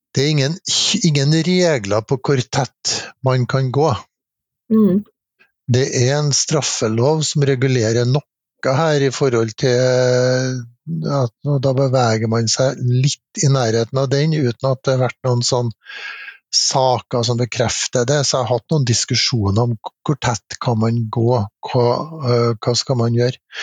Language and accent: Norwegian; Trondheim, Trøndelag, Norway; når jeg bodde på pappen hjemme i Trondheim og var fjortis